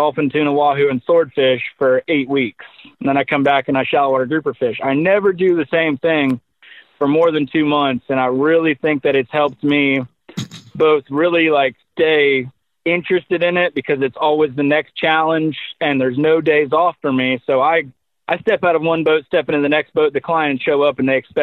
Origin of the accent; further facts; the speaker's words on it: Crystal River, Florida, United States; we grew up here in Crystal River.